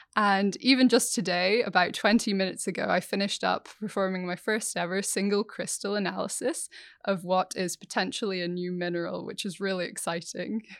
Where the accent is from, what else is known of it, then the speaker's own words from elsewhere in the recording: Scotland, United Kingdom; growing up in Scotland, the only flies we had were midges